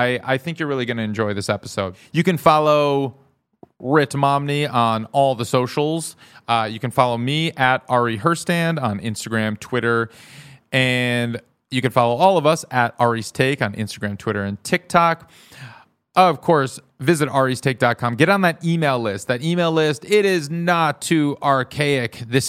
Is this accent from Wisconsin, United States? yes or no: yes; Madison, Wisconsin, United States; now in Los Angeles, United States; I grew up in Madison.